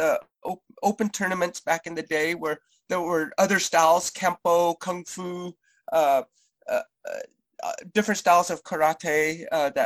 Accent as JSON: {"language": "English", "region": "Colorado", "country": "United States", "also_born_or_lived": "San Jose, California", "said": "I'm originally from Colorado"}